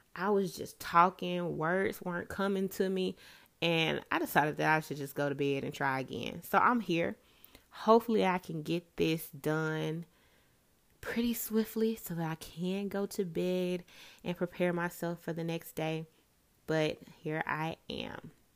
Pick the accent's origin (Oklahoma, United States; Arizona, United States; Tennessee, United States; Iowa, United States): Tennessee, United States; Memphis; moved away as an adult; I was born and raised in Memphis, Tennessee